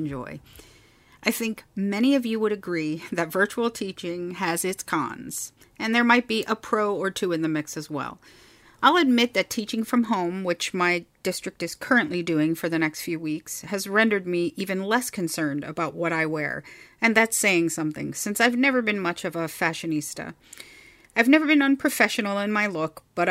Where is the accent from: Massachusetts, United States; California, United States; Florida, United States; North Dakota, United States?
Florida, United States; Miami; I'm born and raised in Miami and Southern Florida.